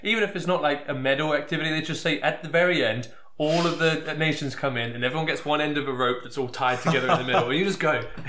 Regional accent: England, United Kingdom; even as an Englishman, not saying this because I am from England

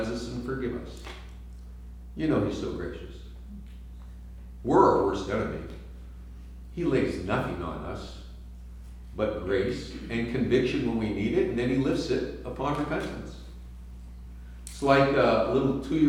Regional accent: San Francisco, California, United States; I'm from San Francisco

